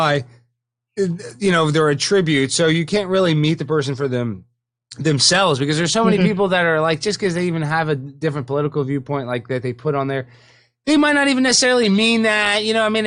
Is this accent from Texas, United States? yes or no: yes; Dallas, Texas, United States; moved away as an adult; also born or lived in Baton Rouge / Los Angeles; I'm from Dallas